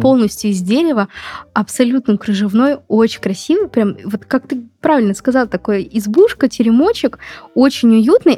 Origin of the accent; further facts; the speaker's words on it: Moscow, Russia; я из Москвы